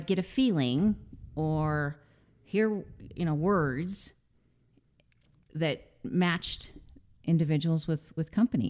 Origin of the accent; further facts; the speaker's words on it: Greeley, Colorado, United States; also born or lived in San Diego; I grew up actually in Greeley, Colorado, with the exception of about 5 years. We lived in San Diego as a child, mm-hmm.